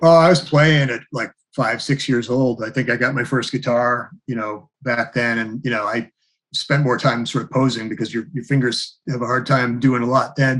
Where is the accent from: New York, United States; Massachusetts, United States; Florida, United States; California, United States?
Massachusetts, United States; Haverhill; also born or lived in Pennsylvania; now in Topsfield, United States; I grew up in Haverhill, Mass.